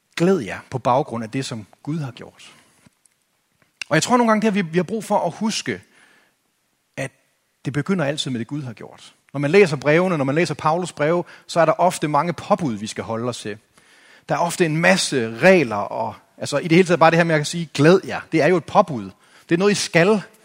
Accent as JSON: {"language": "Danish", "country": "Denmark"}